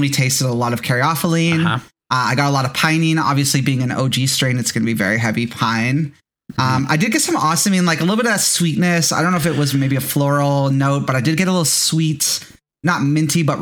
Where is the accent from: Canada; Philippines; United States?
Canada; Mississauga, Ontario; That's my hometown.